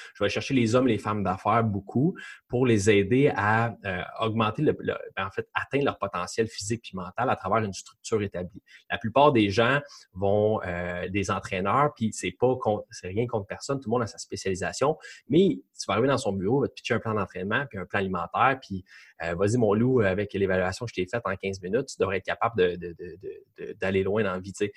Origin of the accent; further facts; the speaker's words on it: Quebec, Canada; je suis québécois